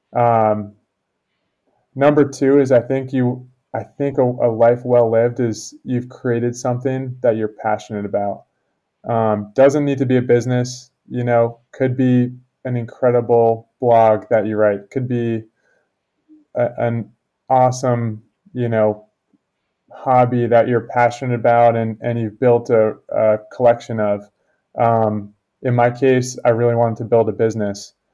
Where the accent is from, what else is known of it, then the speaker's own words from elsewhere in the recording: Connecticut, United States; I grew up in Connecticut